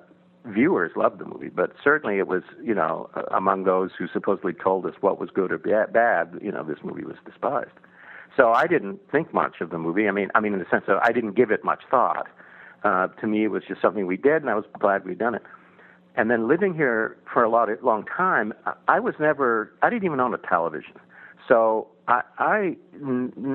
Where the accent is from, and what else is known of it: Texas, United States; born or raised there; moved away as an adult; also born or lived in Iceland